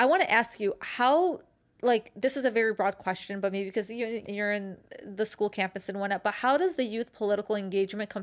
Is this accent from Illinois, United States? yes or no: yes; Chicago, Illinois, United States; We're from Chicago. We had the CPS schools strike.